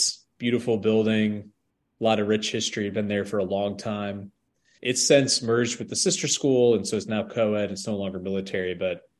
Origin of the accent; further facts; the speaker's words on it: northeast of Albany, on the Vermont border, New York, United States; northeast of Albany, New York, right on the Vermont border. And so it was very, very small place and very rural